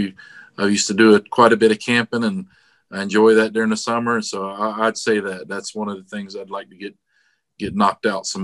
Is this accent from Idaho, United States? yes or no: no; Daytona Beach, Florida, United States; also born or lived in Palm Coast, Florida; I was born in Daytona Beach, Florida. So born and raised in Florida, pretty much